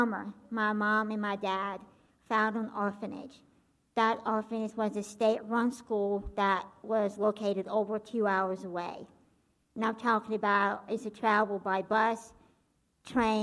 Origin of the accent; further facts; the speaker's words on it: Belarus; I was born and grew up in a country called Belarus